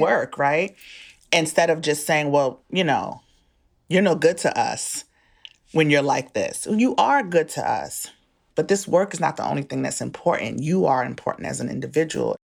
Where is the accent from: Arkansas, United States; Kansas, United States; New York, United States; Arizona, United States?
New York, United States; moved away as an adult; now in Maryland, United States; I'm a Bronx person. I'm from the Bronx. I'm from New York.